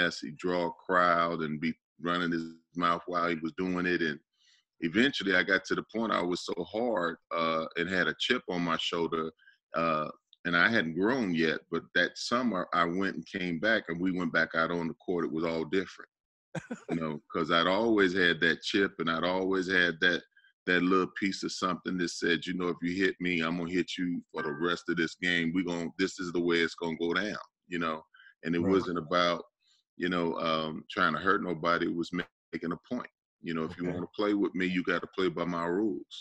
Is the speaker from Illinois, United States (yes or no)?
yes; Chicago, Illinois, United States; now in Atlanta, United States; I grew up, you know, my first couple sports were hockey and baseball in Chicago